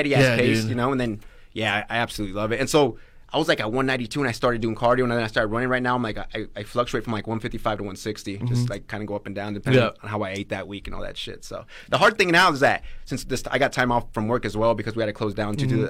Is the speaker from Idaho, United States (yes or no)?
yes; Canyon County, Idaho, United States; born or raised there; also born or lived in Grangeville, Idaho